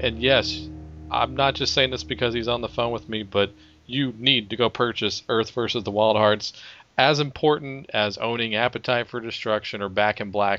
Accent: Abilene, Texas, United States; when I was growing up in Abilene, Texas

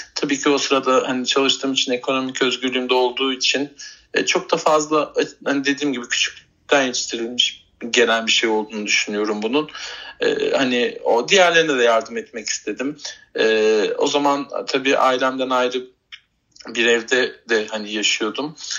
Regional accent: Bursa, Turkey; bebekliğim e, Elmas Bahçeler Mahallesi'nde geçti. E, daha sonrasında işte e, büyüdükten sonra taşındık oradan. E, yine Bursa'nın Yıldırım ilçesinde uzun yıllarca yaşadık.

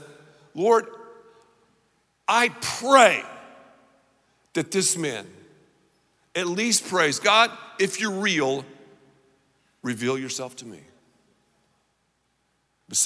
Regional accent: the South, United States; I'm from the South

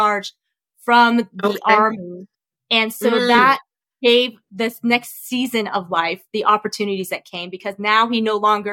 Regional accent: Flagstaff, Arizona, United States; English is a second language; also born or lived in Vietnam / Camp Pendleton, California; we ended up moving to Arizona. So I grew up in Flagstaff

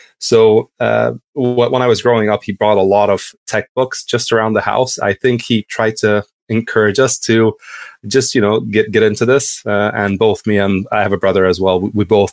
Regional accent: Hungary; moved away as an adult; also born or lived in Kansas, United States / Edinburgh, United Kingdom / London, United Kingdom; now in Amsterdam, Netherlands; I'm originally from Hungary, so quite a bit away.

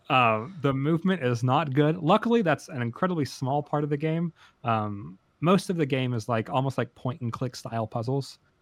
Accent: United States; as an American

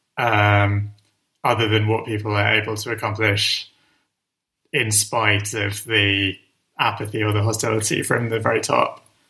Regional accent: London, United Kingdom; I grew up in North London and I still live in North London.

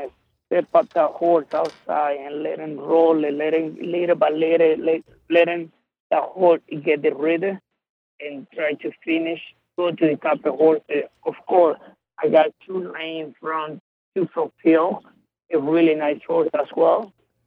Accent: Venezuela; now in United States; I'm from Venezuela.

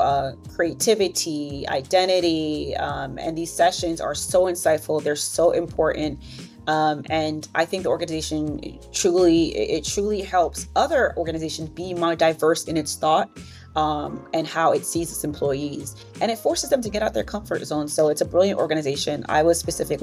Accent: New York City, New York, United States; growing up in Brooklyn, New York, in a Caribbean community

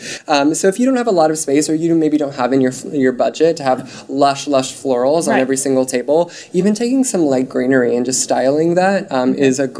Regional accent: Wyoming, United States; I'm from Wyoming

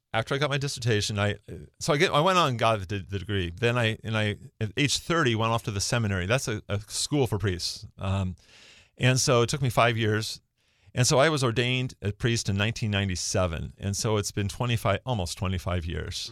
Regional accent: Bellevue, Washington, United States; I grew up in Bellevue. So I, I grew up in Newport Hills, uh, w, uh, graduated from Newport High School. So kinda local

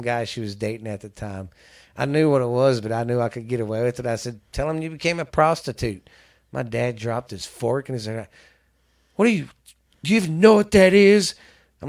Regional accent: the South, United States; we're from the South

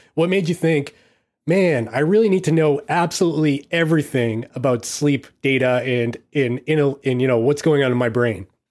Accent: United States; I'm I'm too American

